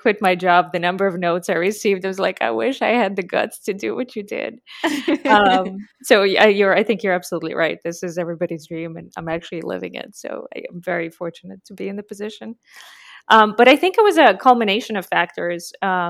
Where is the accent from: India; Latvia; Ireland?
Latvia; So it's a small country called Latvia.